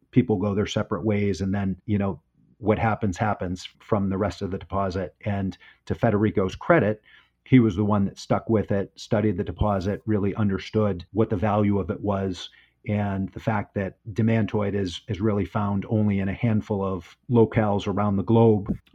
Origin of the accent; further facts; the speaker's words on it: United States; I'm American, so I, I don't understand meters.